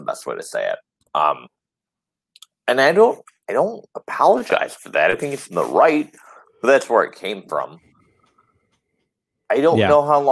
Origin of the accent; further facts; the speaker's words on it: Detroit, Michigan, United States; I'm from Detroit